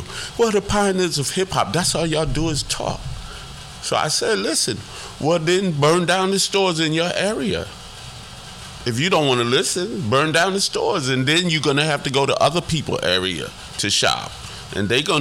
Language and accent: English; New York City, New York, United States; I'm from the Bronx